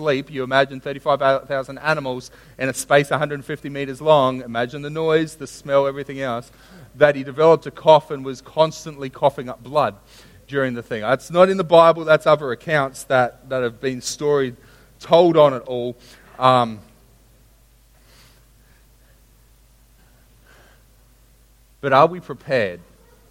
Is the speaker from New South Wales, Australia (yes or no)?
no; Sunshine Coast, Queensland, Australia; I grew up on the Sunshine Coast